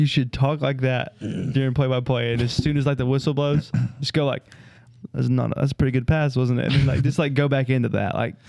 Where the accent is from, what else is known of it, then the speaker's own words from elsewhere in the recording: Saginaw, Michigan, United States; born there; I was born in Saginaw, Michigan.